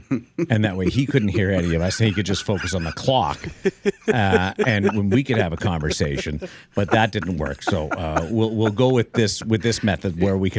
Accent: Toronto, Ontario, Canada; moved away; I moved from Canada, small town Canada, Toronto. Mm-hmm. And we have an inferiority complex. We think American media is bigger, better, and flashier.

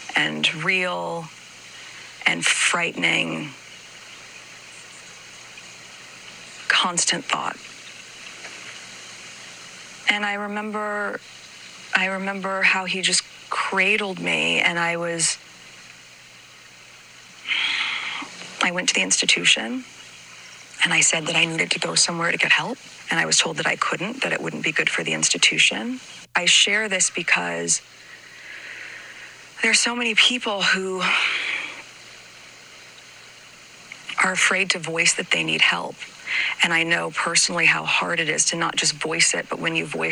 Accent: United States; moved away; my being American

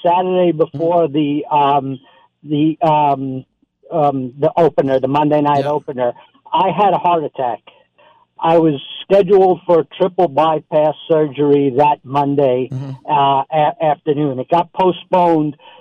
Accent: New York, United States; moved away as an adult; now in Arizona, United States; I'm originally from New York, born and raised, and moved out to Arizona years ago

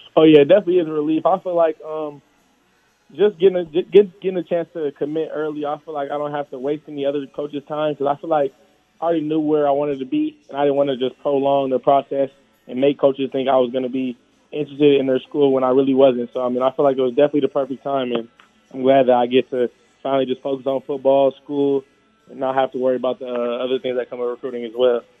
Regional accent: Las Vegas, Nevada, United States; born or raised there

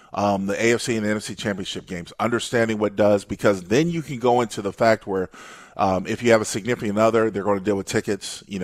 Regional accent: San Diego, California, United States; my hometown, San Diego, where I grew up.

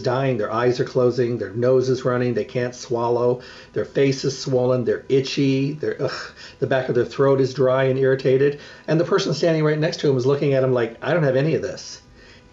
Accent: Midwest, United States; moved away; I grew up in the Midwest.

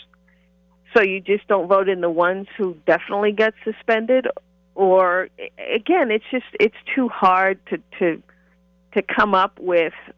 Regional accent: Boston, Massachusetts, United States; I'm from the Boston area

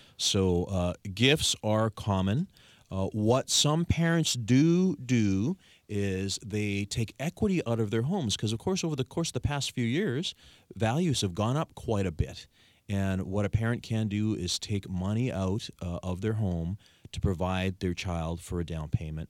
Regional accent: Victoria, British Columbia, Canada; I was born and raised in Greater Victoria. I've never left

